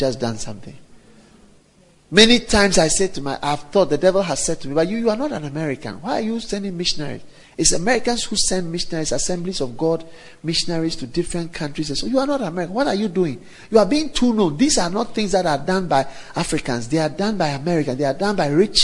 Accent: Ghana; I am a Ghanaian from Ghana

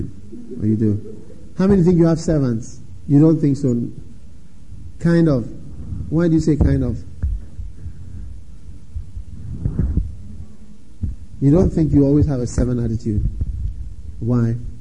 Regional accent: Ghana; I come from Africa, Ghana

